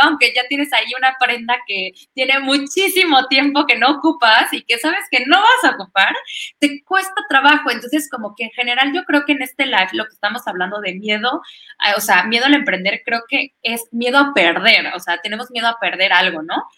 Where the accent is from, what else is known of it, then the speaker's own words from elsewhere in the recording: Orizaba, Veracruz, Mexico; now in Querétaro, Mexico; sabe que soy de Orizaba